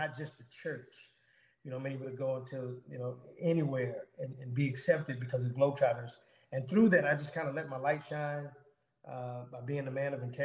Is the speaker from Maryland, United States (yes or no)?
no; Houston, Texas, United States; I grew up in Houston, Texas.